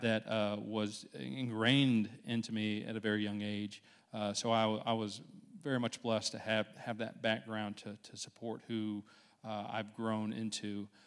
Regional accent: Dothan, Alabama, United States; I grew up in Dothan pretty much my entire life so far.

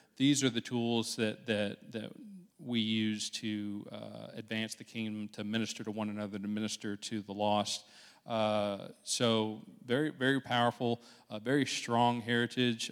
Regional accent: Dothan, Alabama, United States; I grew up in Dothan pretty much my entire life so far.

